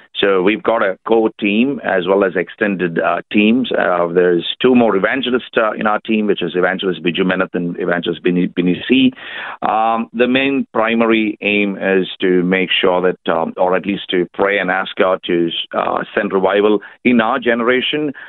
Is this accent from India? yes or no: yes; India; now in Australia; I'm uh, an Indian. Uh, I've uh, come here 10 years ago, so at the moment I'm Australian